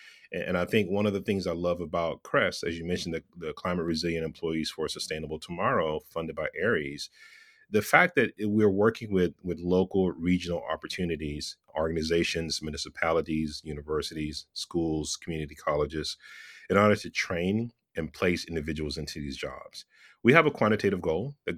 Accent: Texas, United States; now in Southern California, United States; I grew up in Texas. I grew up in the South. I'm a Southern boy who lives in California, in Southern California.

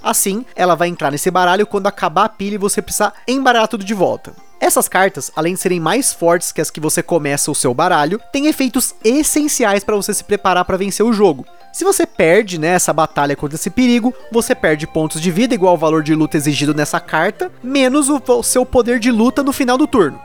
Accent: Brazil; como eu sou brasileiro

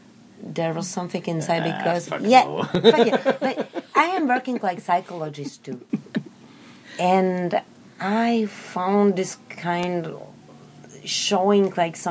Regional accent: Czechia; I am from Czech Republic

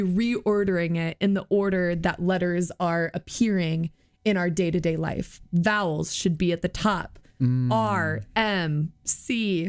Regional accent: Iowa, United States; I'm from Iowa.

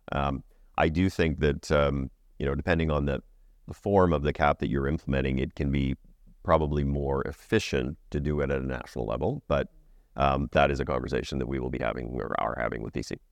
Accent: Saskatoon, Saskatchewan, Canada; moved away; I grew up in Saskatoon.

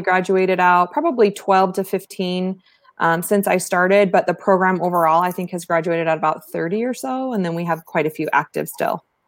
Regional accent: East Valley, Arizona, United States; Arizona native, one of the few, right? Born and raised in the East Valley

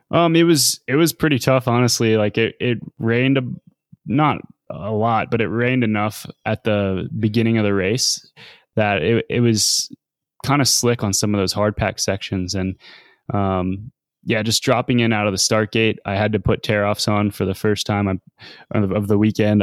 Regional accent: United States

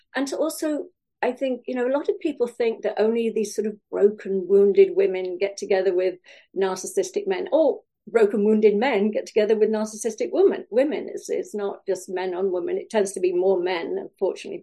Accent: Wales, United Kingdom; now in California, United States; I grew up in Wales. Uh, I now live in California

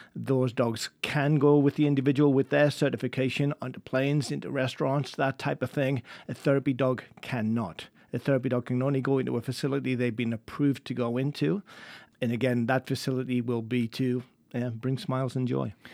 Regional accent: England, United Kingdom; moved away; I'm English

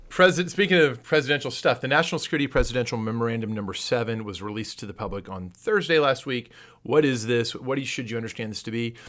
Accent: San Antonio, Texas, United States; Growing up in San Antonio

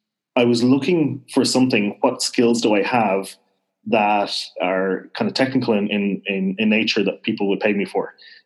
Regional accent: Dublin, Leinster, Ireland; accent: fairly neutral Irish; So I'm actually originally from Dublin, which is why I don't really have a strong west accent. I have a fairly neutral accent, actually, for an Irish guy.

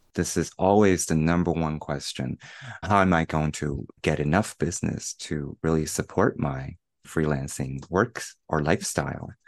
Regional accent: Shanghai, China; moved away as an adult; also born or lived in United States; returning to China, to Shanghai, my hometown

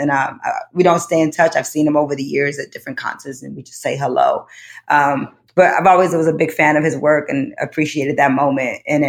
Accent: Detroit, Michigan, United States; I'm from Black Detroit.

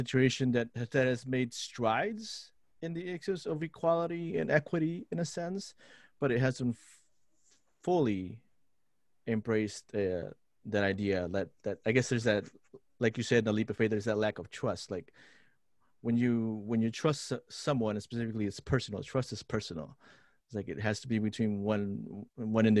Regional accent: Lima, Peru; now in Twin Cities, United States; I grew up in Lima, Peru. I'm a city kid

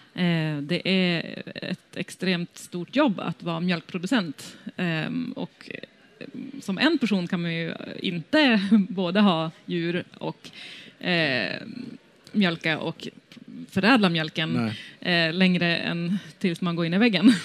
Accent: Västerbotten County, Sweden; moved away; also born or lived in London; ursprungligen så kommer jag från Västerbotten

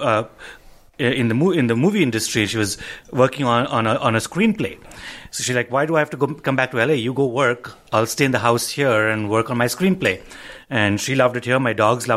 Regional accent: India; now in United States; if I'm in India, English might not be our first language.

